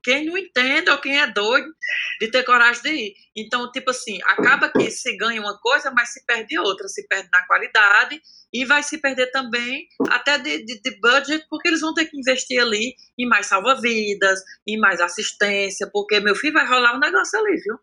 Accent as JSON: {"language": "Portuguese", "area": "Cariri", "region": "Ceará", "country": "Brazil", "tie": "born or raised there", "also_born_or_lived": "Crato", "moved": "as an adult", "lives_now": "Paris, France", "said": "eu cresci no Cariri, então eu cresci nessa realidade"}